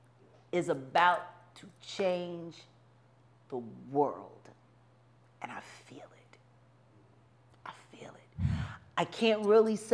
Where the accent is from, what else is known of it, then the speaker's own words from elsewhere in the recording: Philadelphia, Pennsylvania, United States; moved away; My hometown